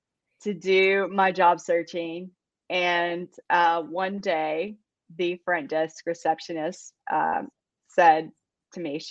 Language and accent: English; Campbellsville, Kentucky, United States; moved away as an adult; now in Athens, Alabama, United States; I was born and raised in Campbellsville, Kentucky, and that is in central Kentucky.